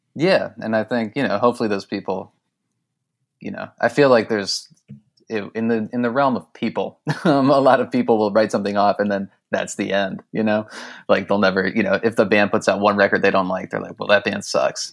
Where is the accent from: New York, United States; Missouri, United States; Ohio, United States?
Ohio, United States; Westlake; a suburb of Cleveland on the west side called Westlake